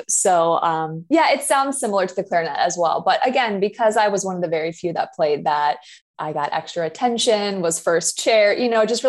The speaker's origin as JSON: {"language": "English", "town": "Chicago", "region": "Illinois", "country": "United States", "also_born_or_lived": "Indiana", "said": "I am originally. Yeah. I went to school in Indiana, did a bunch of traveling around the world, and then landed back here in Chicago."}